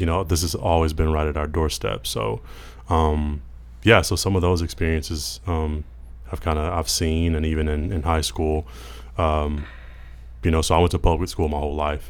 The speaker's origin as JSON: {"language": "English", "region": "Mississippi", "country": "United States", "tie": "born or raised there", "said": "growing up in Mississippi"}